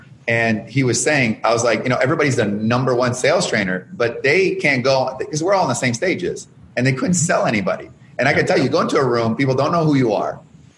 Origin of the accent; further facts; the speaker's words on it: Canada; now in Chicago, United States; I came from Canada with nothing, $974 over 10 years ago, went down to negative 34,000. And I'm in Chicago